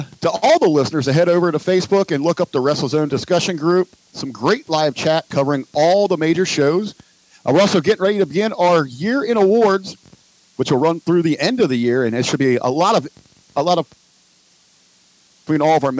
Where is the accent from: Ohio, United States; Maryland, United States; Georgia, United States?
Ohio, United States; Cincinnati; I grew up here in Cincinnati, in Southern Ohio